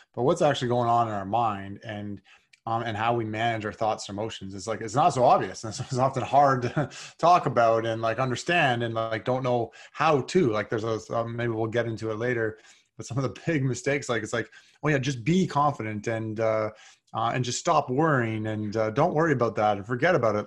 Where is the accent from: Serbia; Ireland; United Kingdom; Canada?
Canada; North Bay, Ontario; also born or lived in Toronto; I grew up in Northbay, Ontario, like three hours north of Toronto